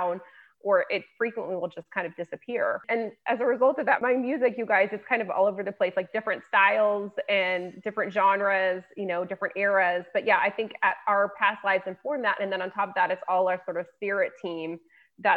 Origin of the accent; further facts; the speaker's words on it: Lafayette, Colorado, United States; also born or lived in Denver, Colorado; my hometown, Lafayette, Colorado